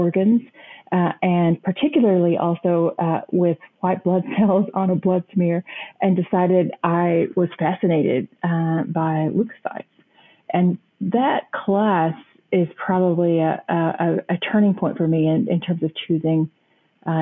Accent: the panhandle of Texas, United States; now in St. Louis, United States; I grew up on a farm in the panhandle of Texas, actually a plant farm

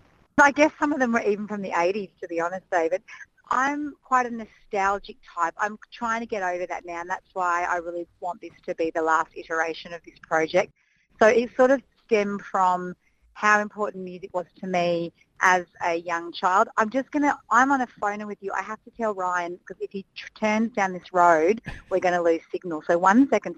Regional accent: Canberra, Australian Capital Territory, Australia; growing up in Canberra

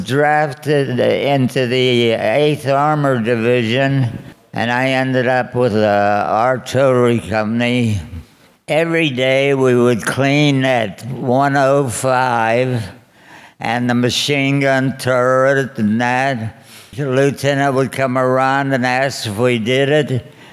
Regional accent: Pittsburgh, Pennsylvania, United States; I grew up in uh, Pittsburgh, Manchester.

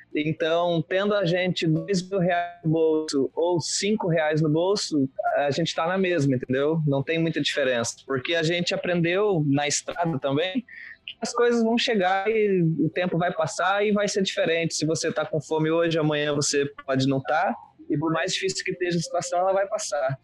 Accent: Venâncio Aires, Rio Grande do Sul, Brazil; also born or lived in Pelotas; nasci em Venâncio Aires, interior do Rio Grande do Sul

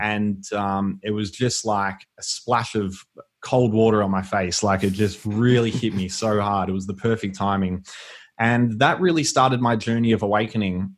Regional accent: Melbourne, Victoria, Australia; I was born and raised in Melbourne. Um, I grew up in a area called the Yarra Valley

